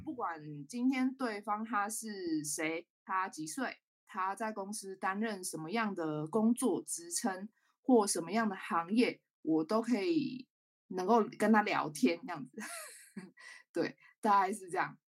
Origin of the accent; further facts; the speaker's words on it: Taichung, Taiwan; also born or lived in Taipei; 然后我是台中人，嗯。那刚刚有说我到台北嘛，我是在二零一八年的时候北漂到台北，大概三年多的时间